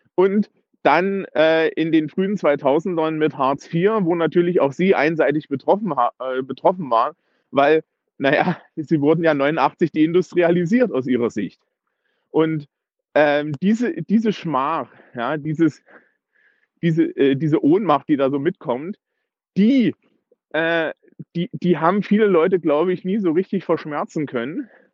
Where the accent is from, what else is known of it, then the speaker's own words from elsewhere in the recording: East Germany, Germany; also born or lived in Eisenach, Thuringia; ich bin ja auch Ossi und habe auch da entsprechende äh, Verwandtschaft